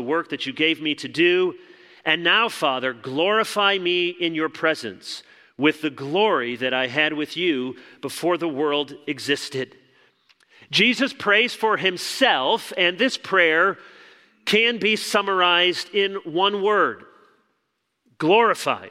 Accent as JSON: {"language": "English", "town": "Chicago", "region": "Illinois", "country": "United States", "tie": "born or raised there", "moved": "yes", "said": "I was born in Chicago"}